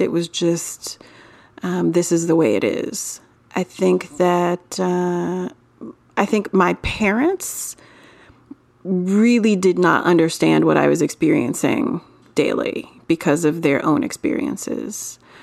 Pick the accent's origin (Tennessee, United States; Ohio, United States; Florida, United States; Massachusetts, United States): Florida, United States; I'm from Florida